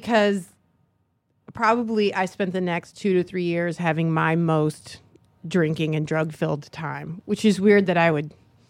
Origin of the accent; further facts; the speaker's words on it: Michigan, United States; now in San Francisco, United States; No, I'm from Michigan. And then I was going to art school in Michigan, and this friend of mine said she was going to San Francisco for the semester.